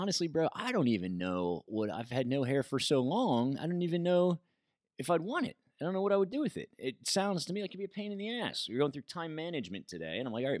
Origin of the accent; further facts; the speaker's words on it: United States; me from America.